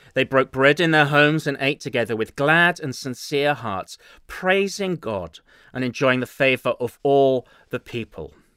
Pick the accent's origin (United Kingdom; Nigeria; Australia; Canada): United Kingdom; England; accent: English; now in Chicago, United States; my dulcet English accent